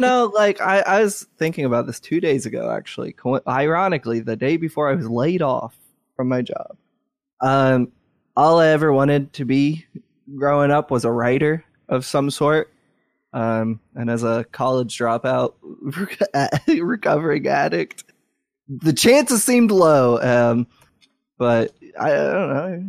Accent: Louisville, Kentucky, United States; my hometown, Louisville, Kentucky, the greatest city and the greatest state on earth

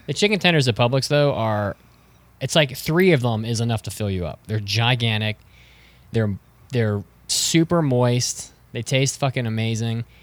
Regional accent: Wheeling, West Virginia, United States; my hometown of Wheeling, which is, we have nothing there

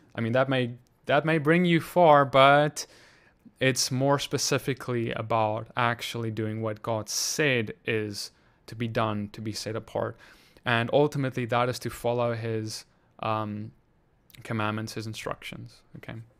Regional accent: South Africa; moved away; I'm from South Africa too

